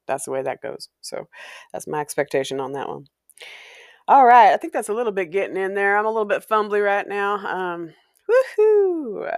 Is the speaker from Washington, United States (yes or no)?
yes; Walla Walla, Washington, United States; moved away; growing up in Walla Walla